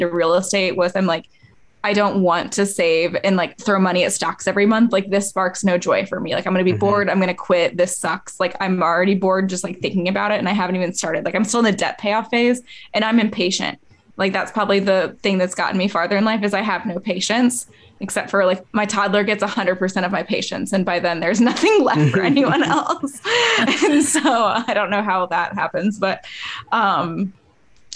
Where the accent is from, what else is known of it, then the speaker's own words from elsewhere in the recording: Indiana, United States; I'm from Indiana, I'm from like a small town